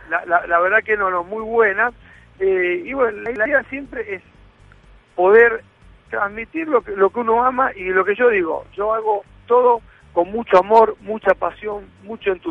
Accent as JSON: {"language": "Spanish", "town": "Rosario", "region": "Santa Fe", "country": "Argentina", "moved": "as an adult", "lives_now": "Miami, United States", "said": "yo siempre con mi bandera de Rosanino por delante"}